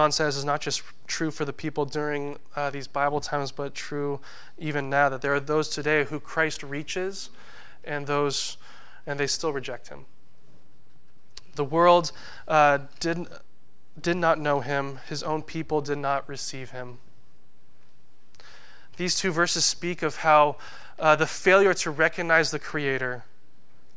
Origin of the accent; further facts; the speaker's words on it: United States; our country, the U.S.